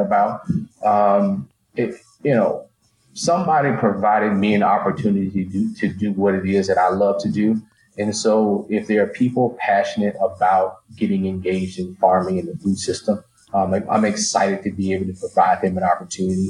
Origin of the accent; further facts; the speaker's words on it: northeast Louisiana, United States; you grew up in the northeast corner of the state, like me, you knew cotton, corn, soybeans